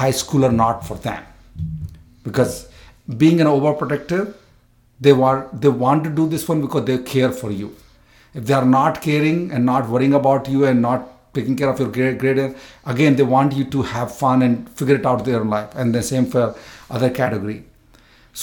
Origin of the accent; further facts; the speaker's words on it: India; moved away as an adult; I came from India first time here in 1999. So I'm first generation immigrant also too